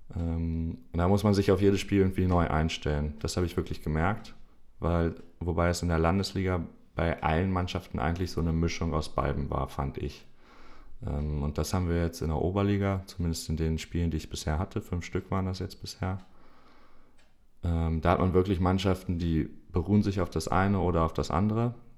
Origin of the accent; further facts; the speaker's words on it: Hanover, Lower Saxony, Germany; bei uns in Hannover